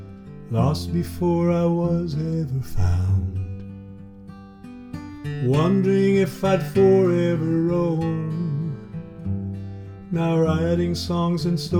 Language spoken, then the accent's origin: English; Spokane, Washington, United States; growing up in Spokane, Washington